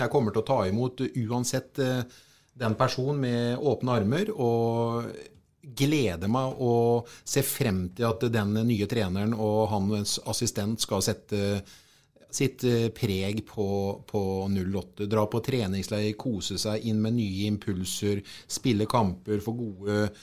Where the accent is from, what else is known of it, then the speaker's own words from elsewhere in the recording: Sarpsborg, Østfold, Norway; vi kommer ifra Sarpsborg